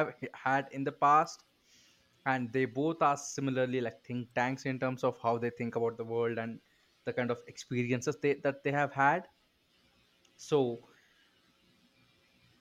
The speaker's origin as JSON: {"language": "English", "country": "India", "said": "I am tired of waking up early as an Indian"}